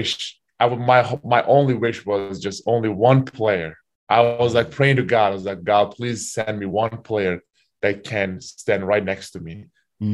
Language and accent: English; Turkey; also born or lived in Kentucky / Utah; now in United States; my home country, Turkey